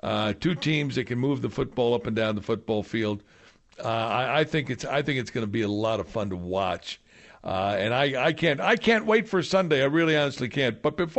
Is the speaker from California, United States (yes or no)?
no; Kansas City, Missouri, United States; moved away as an adult; now in Las Vegas, United States; I grew up in Kansas City. I covered the Chiefs when I was doing sports back there